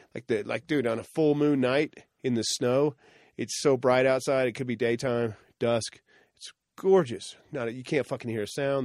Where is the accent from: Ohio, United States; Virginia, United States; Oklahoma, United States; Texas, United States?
Oklahoma, United States; I grew up in Oklahoma, so I obviously learned Oklahoma history